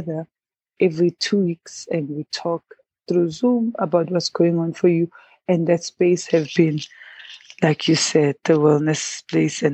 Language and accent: English; Pietermaritzburg, KwaZulu-Natal, South Africa; I grew up in Pietermaritzburg in Imbali Township